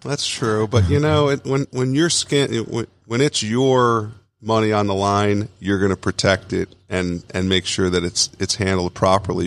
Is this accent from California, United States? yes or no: no; Long Island, New York, United States; I grew up in Long Island, New York, but had, uh, have a lot of family in upstate New York in Buffalo